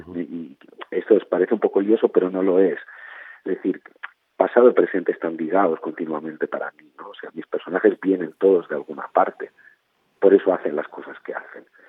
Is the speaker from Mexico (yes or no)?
no; Barcelona, Catalonia, Spain; mi familia viene de Andalucía y de Extremadura, eh, pero yo ya me crié, yo nací en Barcelona, me crié en Barcelona